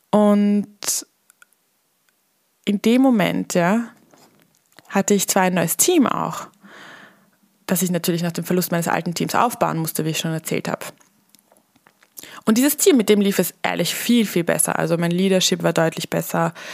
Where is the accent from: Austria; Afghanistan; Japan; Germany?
Austria; Vienna; now in Millstatt, Austria; Als Wienerin aufs Land zu ziehen, auch wenn es der wunderschöne Milchstädter See ist und noch dazu dann in die Hotellerie zu gehen.